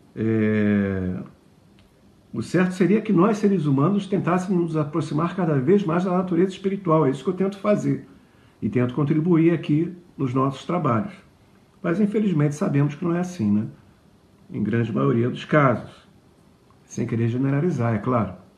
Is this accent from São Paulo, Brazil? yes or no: no; Rio de Janeiro, Brazil; moved away; also born or lived in Juiz de Fora, Minas Gerais; Eu morei um tempo em Juiz de Fora eu sou carioca e, numa certa idade, minha família se mudou para lá